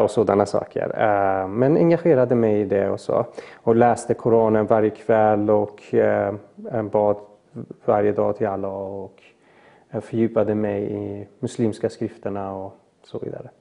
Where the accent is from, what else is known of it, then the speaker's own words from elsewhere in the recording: Mariestad, Västra Götaland, Sweden; also born or lived in Iran / Falkenberg / Gothenburg; jag gick ju grundskolan och liknande i Mariestad